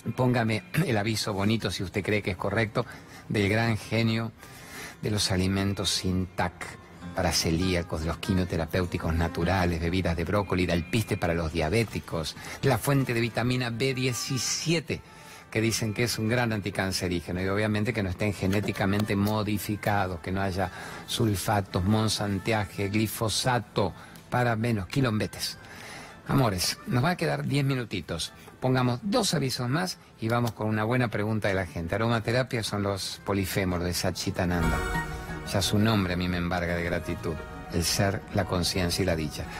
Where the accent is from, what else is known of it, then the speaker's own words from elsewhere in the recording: La Plata, Buenos Aires Province, Argentina; de mi infancia en La Plata